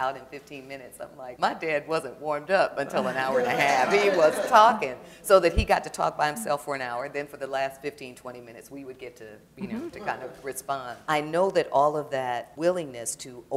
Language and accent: English; Detroit, Michigan, United States; moved away; I grew up in Detroit